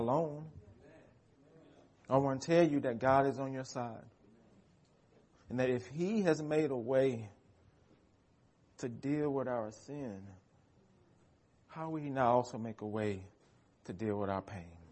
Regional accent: United States; American Christians

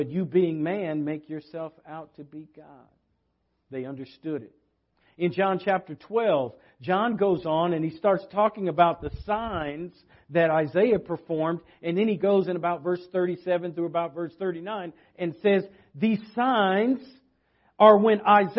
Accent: West Coast, United States; moved away; I come from the West Coast

